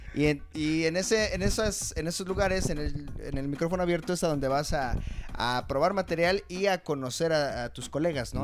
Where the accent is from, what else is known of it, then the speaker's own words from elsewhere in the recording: Chimalhuacán, State of Mexico, Mexico; moved away; desde que me salí de Chimalhuacán